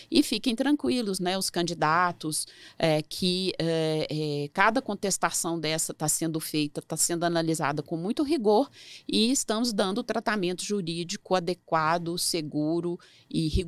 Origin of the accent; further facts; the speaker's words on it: Belo Horizonte, Minas Gerais, Brazil; also born or lived in Vitória / Campinas / São Paulo; now in Brasília, Brazil; É, sou originária de Belo Horizonte, Minas Gerais, mas já morei em Vitória, Campinas, São Paulo, agora estou em Brasília né?